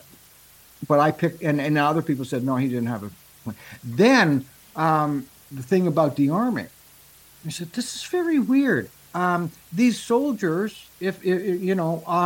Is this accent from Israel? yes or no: no; Canada; I'm a Canadian